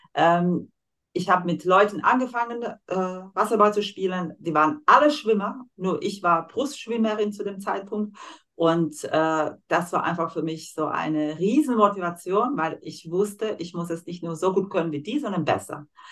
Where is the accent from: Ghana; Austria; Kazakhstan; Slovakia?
Slovakia; German is a second language; moved away as an adult; now in Germany; Ich komme aus der Slowakei